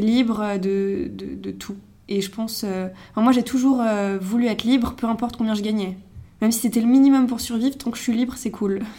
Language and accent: French; Megève, Auvergne-Rhône-Alpes, France; moved away as an adult; now in Paris, France; je viens de Megève, une station de ski dans les Alpes. je suis à Paris depuis 3 ans et demi maintenant